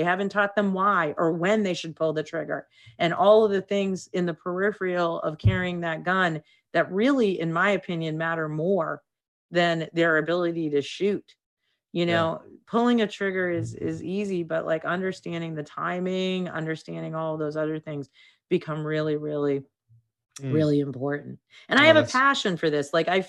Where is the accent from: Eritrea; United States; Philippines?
United States; Boston, Massachusetts; You know, I'm from Boston.